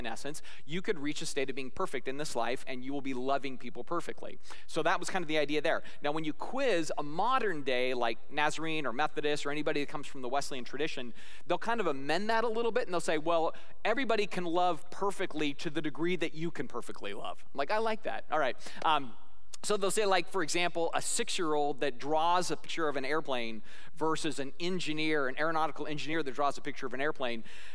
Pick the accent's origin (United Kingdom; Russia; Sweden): United Kingdom; Scotland; I'm Scottish